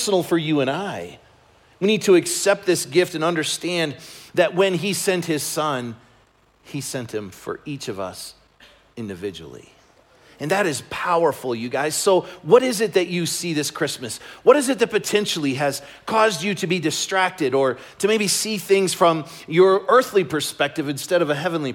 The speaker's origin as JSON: {"language": "English", "town": "Chicago", "region": "Illinois", "country": "United States", "tie": "born or raised there", "moved": "yes", "said": "I grew up in Chicago"}